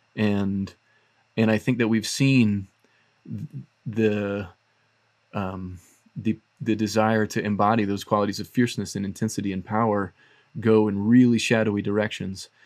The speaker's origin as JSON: {"language": "English", "region": "the South", "country": "United States", "tie": "born or raised there", "moved": "yes", "said": "in my culture where I grew up in the South"}